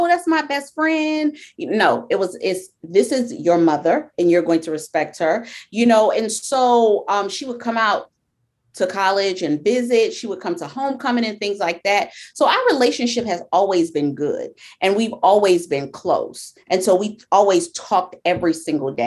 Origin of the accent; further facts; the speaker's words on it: Meridian, Georgia, United States; also born or lived in Queens, New York; I was born in Queens, New York, Jamaica, Queens. I lived there until I was 6 years old. And then I moved to a small town called Meridian, Georgia.